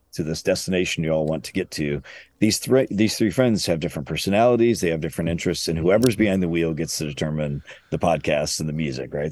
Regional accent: Illinois, United States; moved away as an adult; also born or lived in Chicago area; now in Louisville, United States; I'm from Illinois and then lived in the Chicago area for a long time

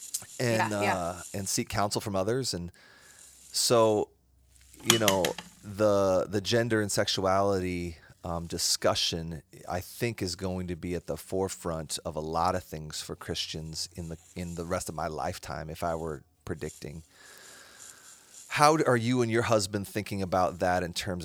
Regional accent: Iowa, United States; I was raised in Iowa.

